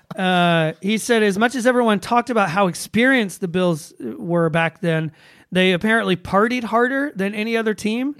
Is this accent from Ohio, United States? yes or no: no; Atlanta, Georgia, United States; my hometown of Atlanta, Georgia.